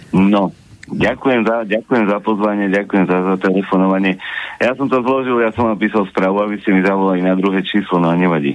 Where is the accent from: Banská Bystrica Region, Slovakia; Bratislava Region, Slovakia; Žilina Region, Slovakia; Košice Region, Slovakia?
Košice Region, Slovakia; Trebišov; som tiež východňar, pozdravujem kolegu z východu, ja som z Trebišova